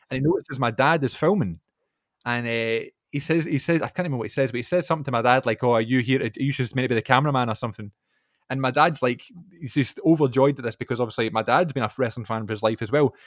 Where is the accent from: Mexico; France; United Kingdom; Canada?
United Kingdom; Glasgow, Scotland; my hometown